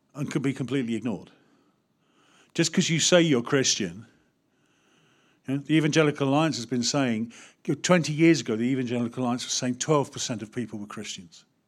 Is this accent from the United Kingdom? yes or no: yes; United Kingdom; As British people